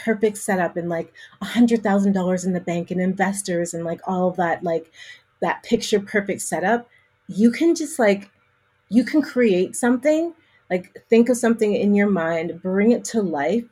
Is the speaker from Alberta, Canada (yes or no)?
yes; Calgary, Alberta, Canada; now in Toronto, Canada; I was born in Toronto, and that's where I live. But my hometown where I grew up is a place called Calgary, Alberta.